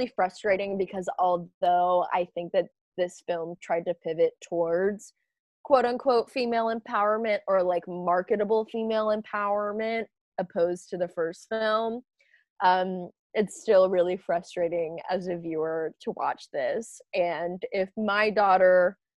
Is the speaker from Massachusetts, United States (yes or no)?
no; Tennessee, United States; moved away; I came from Tennessee, which is like abstinence only sex ed